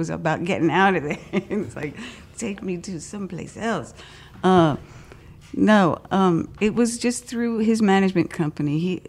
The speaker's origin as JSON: {"language": "English", "town": "Los Angeles", "region": "California", "country": "United States", "tie": "born or raised there", "also_born_or_lived": "Minneapolis", "moved": "yes", "said": "I grew up in Hollywood, went to Hollywood High, you know. My dad worked in the studios, all local, you know. It was all right there. And then I moved to Minneapolis to make it big."}